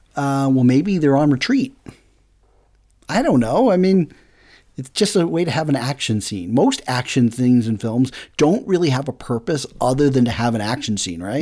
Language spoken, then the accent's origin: English; New England, United States; we're from New England